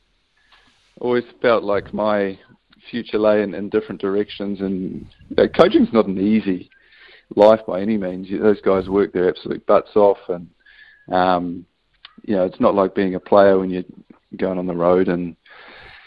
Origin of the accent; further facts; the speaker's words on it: New Zealand; as a Kiwi without a European passport